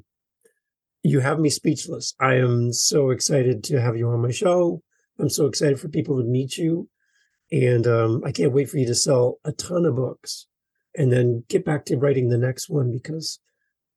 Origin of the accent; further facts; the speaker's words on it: Canada; as a Canadian here in Canada